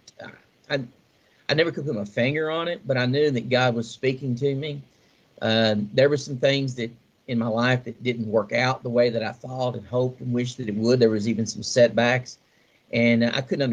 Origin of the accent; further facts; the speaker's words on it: Nelson Creek, Kentucky, United States; I grew up in a wonderful little community called Nelson Creek, just outside of Central City, between Central City and Beaver Dam, Kentucky, in Muhlenberg County